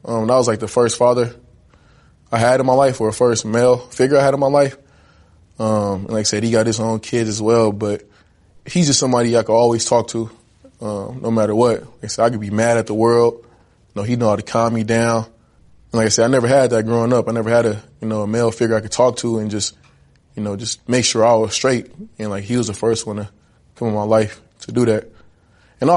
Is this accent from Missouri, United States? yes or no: no; Richmond, California, United States; also born or lived in Oakland, California; growing up in Oakland and Richmond